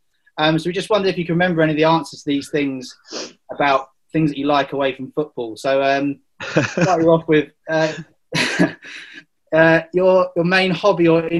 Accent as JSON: {"language": "English", "region": "Wales", "country": "United Kingdom", "accent": "Welsh", "said": "As a proud Welshman, because you can tell by my accent, as well, I am Welsh as well."}